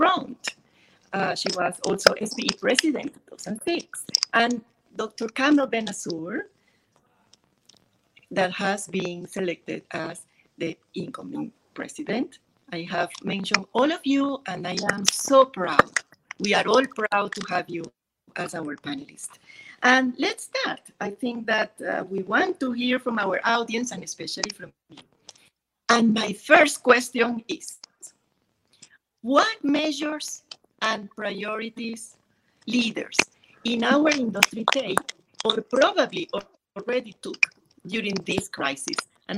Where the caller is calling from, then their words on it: Kuwait; I am connecting from Kuwait in what is the end of a very sunny day, beautiful day in Kuwait.